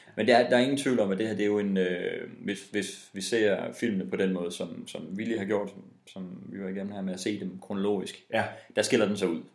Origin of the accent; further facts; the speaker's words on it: West Jutland, Denmark; Men vi er også vestjyder